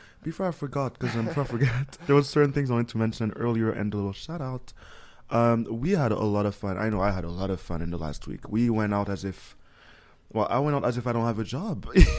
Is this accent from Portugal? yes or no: no; Canada; also born or lived in United States; Just, you know, staring because I'm French Canadian and American, so you have to add a little Frenchness to it.